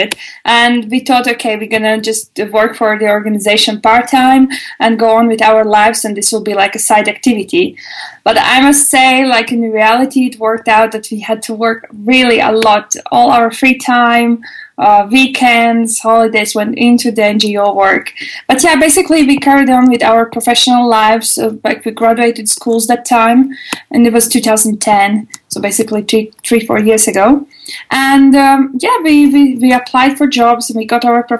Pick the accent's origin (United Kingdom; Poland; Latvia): Latvia; moved away as an adult; now in Germany; originally, actually, I'm from Latvia